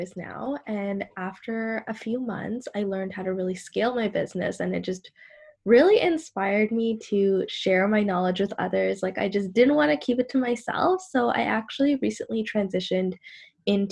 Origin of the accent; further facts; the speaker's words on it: Sri Lanka; I'm from Sri Lanka, but I am Muslim and I do wear the hijab